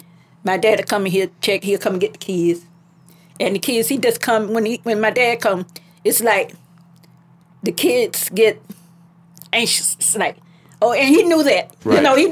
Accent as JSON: {"language": "English", "town": "Gainesville", "country": "United States", "tie": "born there", "said": "I was born"}